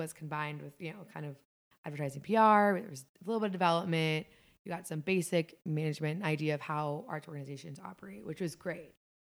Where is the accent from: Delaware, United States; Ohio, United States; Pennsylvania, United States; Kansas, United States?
Ohio, United States; Fairfield; also born or lived in Cleveland; Well, I grew up in Cincinnati. Well, I grew up in Greater Cincinnati. I grew up in Fairfield, Ohio, which is about 30 minutes north of here, northwest.